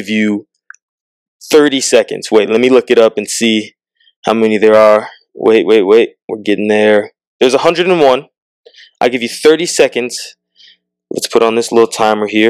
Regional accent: Southern California, United States; growing up in Southern California, not a lot of black people

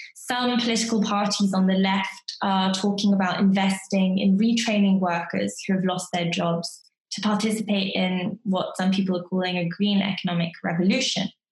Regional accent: United Kingdom; as a British person

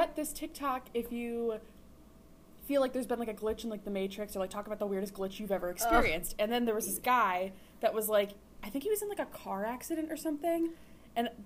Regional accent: New Jersey, United States; moved away; my hometown in New Jersey

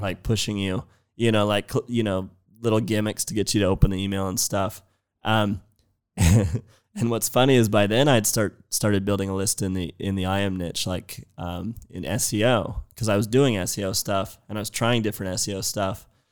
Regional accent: San Jose, California, United States; I'm from San Jose in the Bay

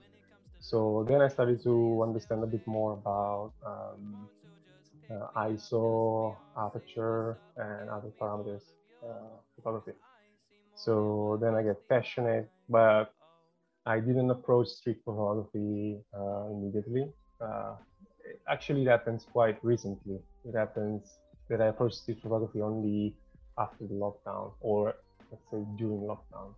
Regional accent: Rome, Lazio, Italy; moved away as an adult; also born or lived in Rotterdam, Netherlands; now in London, United Kingdom; I'm from Italy, from Rome, born and raised in Rome.

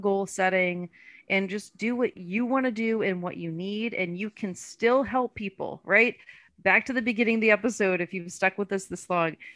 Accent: Louisiana, United States; accent: Louisiana; I'm from Louisiana too, right? So now my Louisiana accent's coming out

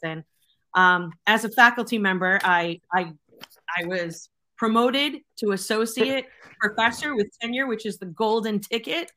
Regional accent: Boston, Massachusetts, United States; now in Connecticut, United States; I'm from Boston. I still have that six one seven telephone number

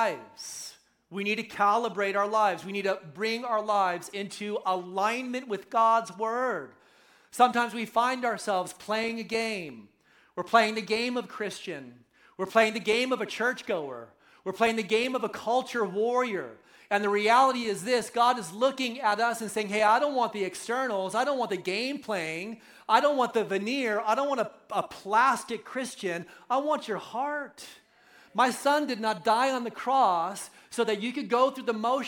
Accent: right outside of Oakland, California, United States; moved away; I'm a local boy, right? So I grew up right outside of Oakland, so I'm coming home

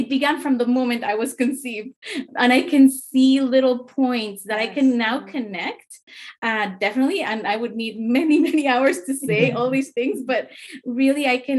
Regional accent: Mexico; now in Canada; I came to Canada from Mexico in 1991.

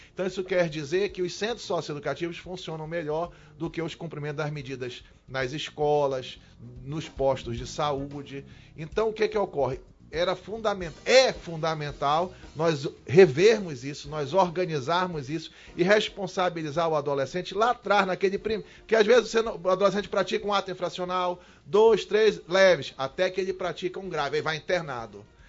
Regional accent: Manaus, Amazonas, Brazil; a minha vida toda foi lá no Bolevar, né? Eu nasci, cresci, o papai cresceu lá no Bolevar

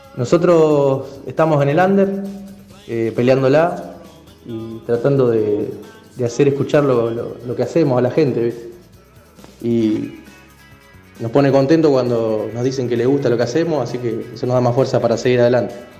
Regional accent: San Nicolás de los Arroyos, Buenos Aires Province, Argentina; Somos de San Nicolás de los Arroyos, eh, en la provincia de Buenos Aires.

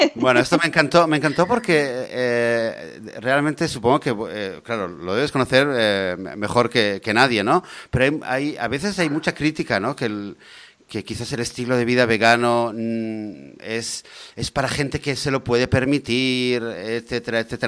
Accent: Barcelona, Catalonia, Spain; yo crecí en Barcelona

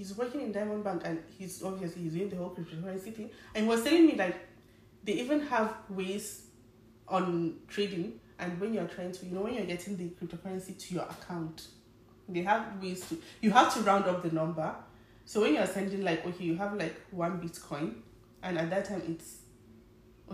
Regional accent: Nigeria; As a Nigerian

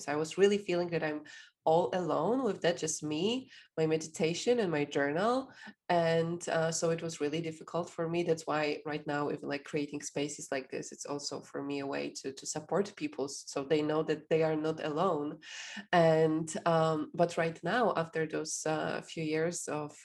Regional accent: Poland; I'm from Poland

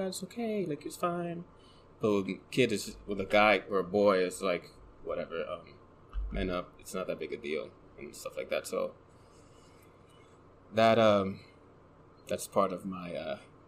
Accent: New York City, New York, United States; in the Bronx

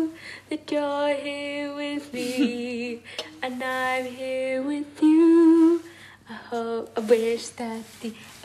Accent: England, United Kingdom; we're both from England

